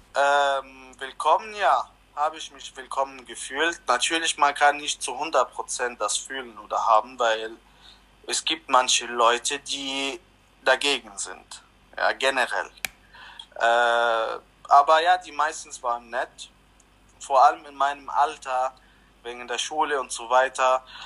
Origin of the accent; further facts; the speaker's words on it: Lebanon; now in Germany; Ich wurde im Libanon geboren